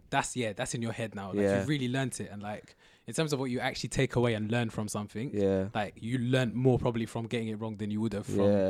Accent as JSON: {"language": "English", "region": "London", "country": "United Kingdom", "tie": "born or raised there", "said": "but I grew up in I was born in Southwest London, okay. So I went to school like in Twickenham or like okay, near Twickenham"}